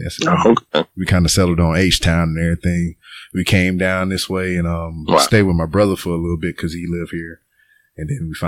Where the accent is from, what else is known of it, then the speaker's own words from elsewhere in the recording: Lake Charles, Louisiana, United States; moved away as an adult; now in Houston, United States; I'm from Lake Charles, which is like 2 hours away from here